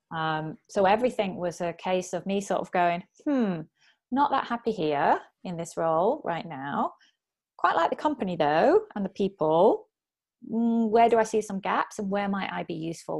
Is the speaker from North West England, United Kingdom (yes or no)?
yes; Bury, North West England, United Kingdom; moved away as an adult; also born or lived in Oxford / Chiba, Japan; now in Japan; So I'm originally from Bury, uh, near Manchester